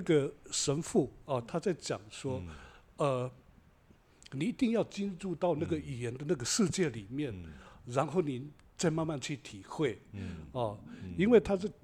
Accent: Alishan, Chiayi County, Taiwan; 我是来自阿里山的邹族啊

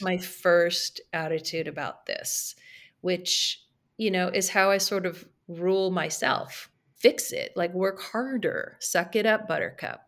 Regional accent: Carmel Valley, California, United States; also born or lived in San Francisco; move back to my hometown in Carmel Valley in California

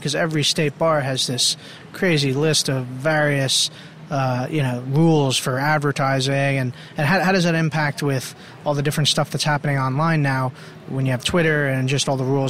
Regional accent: East Hanover, New Jersey, United States; Because I grew up in East Hanover, New Jersey.

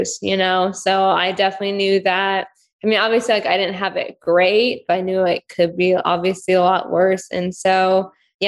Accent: California, United States; also born or lived in Ukraine; I grew up in California.

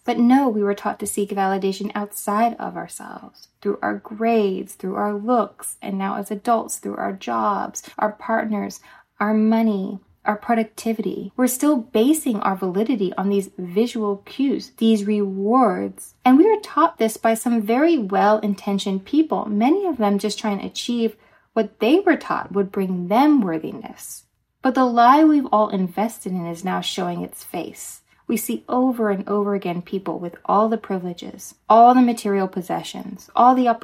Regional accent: Dallas, Texas, United States; I grew up in Dallas, Texas, and in our elementary school

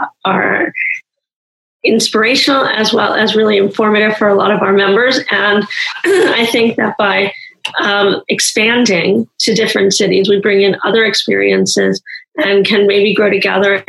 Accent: New York, United States; moved away as an adult; now in San Francisco Bay Area, United States; I come from New York

